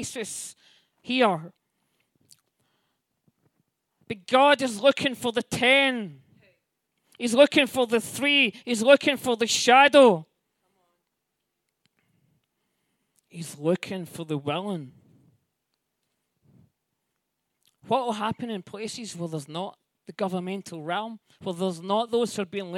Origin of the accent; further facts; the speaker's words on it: Scotland, United Kingdom; me as a Scottish person